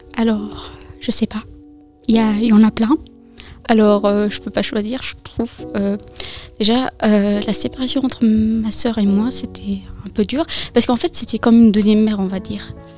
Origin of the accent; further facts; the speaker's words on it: France; also born or lived in Afghanistan / Iran; ça fait six ans que je suis en France avec mon frère, et mes parents